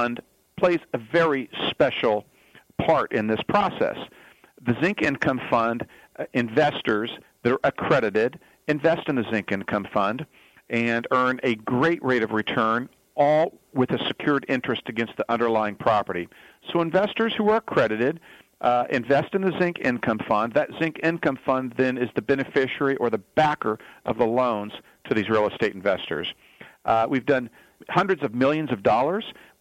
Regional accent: Fresno, Southern California, United States; born and raised in Southern California, moved to Fresno, California, right here in the heart of the Central Valley, back quite some time ago, and finished high school there

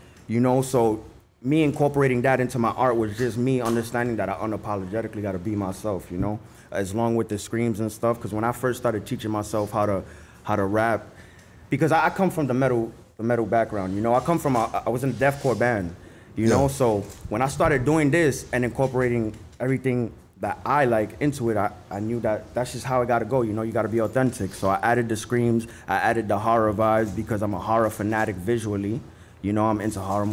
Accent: New York City, New York, United States; moved away; I grew up in the South Bronx, you know? On 163rd and Trinity

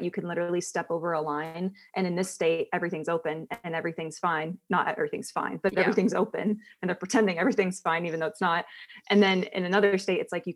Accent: Columbus, Ohio, United States; moved away as an adult; also born or lived in England; now in Kentucky, United States; I was born in England. And then my parents moved to America when I was 4. I grew up in Columbus, Ohio.

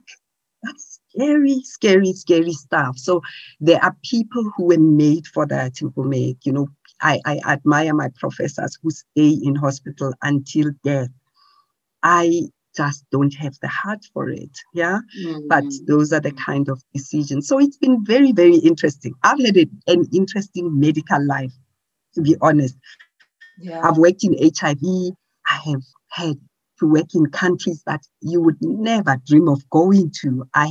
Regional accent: Pretoria, Gauteng, South Africa; So I come from Pretoria circuit.

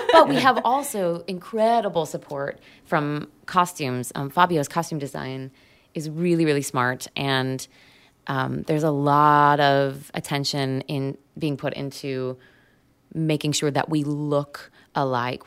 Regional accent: United States; I'm American

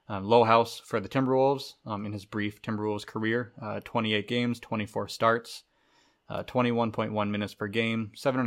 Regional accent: Minnesota, United States; As a Minnesotan

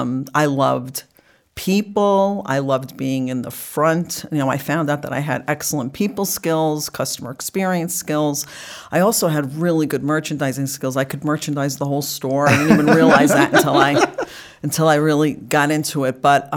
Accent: North Bergen, New Jersey, United States; moved away; also born or lived in Florida / New York; So I grew up in North Bergen, New Jersey.

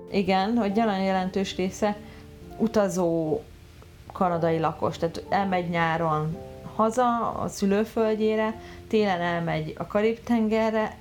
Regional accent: Budapest, Hungary; moved away as an adult; now in Canada; Én Budapesten születtem, és, ö, és ott is éltem huszonhárom évig, és aztán, ö, családdal együtt költöztünk ki

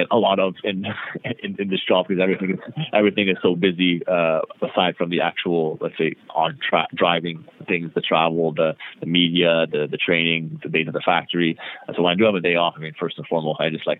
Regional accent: Toronto, Ontario, Canada; also born or lived in Montreal; I'm from Toronto. So I was born originally in Montreal, but I've lived in Toronto my whole life

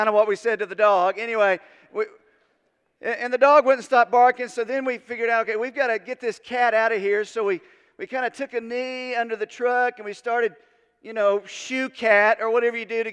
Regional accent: Unicoi, Tennessee, United States; I grew up in Unicoi

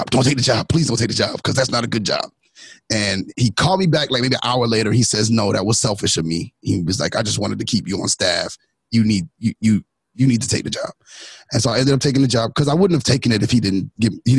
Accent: New York City, New York, United States; also born or lived in Orange, New Jersey; now in South Carolina, United States; I'm from Brooklyn

